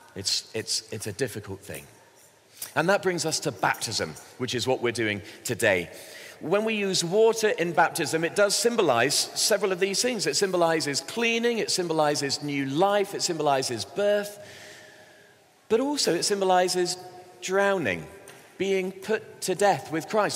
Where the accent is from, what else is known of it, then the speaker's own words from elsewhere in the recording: Bristol, South West England, United Kingdom; I grew up in Bristol in the southwest